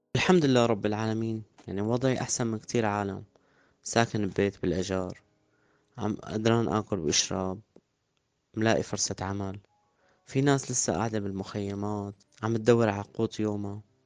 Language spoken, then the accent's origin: Arabic; Damascus, Damascus Governorate, Syria; moved away as an adult; also born or lived in Harasta, Syria; من مواليد دمشق عام 1986 سكان مدينة حرستا